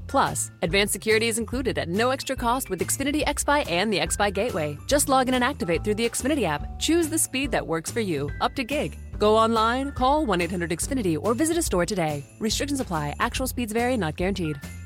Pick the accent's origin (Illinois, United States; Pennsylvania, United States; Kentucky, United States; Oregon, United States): Kentucky, United States; Versailles; born or raised there